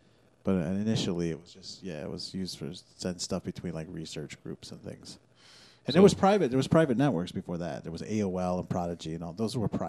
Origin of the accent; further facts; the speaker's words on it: Chiapas, Mexico; now in United States; no, we grew up in the fucking mountains and came over with the Home Depot truck too, but we're from Chiapas. We're like fucking real Indians.